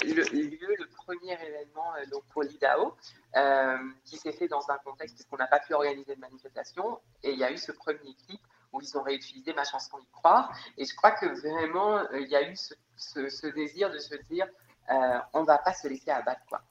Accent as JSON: {"language": "French", "country": "Réunion", "said": "je suis réunionnaise, je vis dans une ville où euh, je pense que 70% de la population est, euh, métisse"}